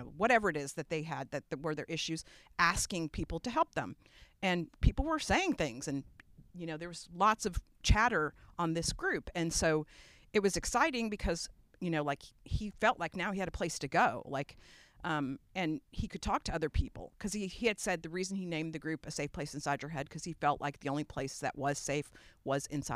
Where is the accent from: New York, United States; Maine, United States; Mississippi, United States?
New York, United States; New York City; now in Austin, United States; I grew up in New York, in Brooklyn, New York